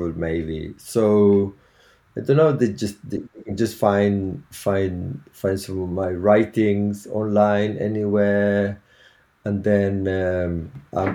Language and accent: English; Chile; now in Devon, United Kingdom; I'm originally from Chile.